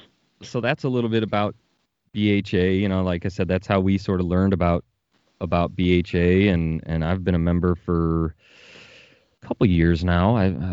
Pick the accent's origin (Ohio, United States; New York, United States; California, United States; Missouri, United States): Ohio, United States; born and raised in Ohio